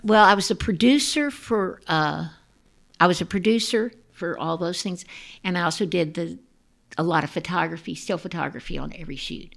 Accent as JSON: {"language": "English", "town": "Dallas", "region": "Texas", "country": "United States", "tie": "born or raised there", "also_born_or_lived": "Austin, Texas / Atlanta", "said": "My husband and I were we grew up in Dallas, Texas"}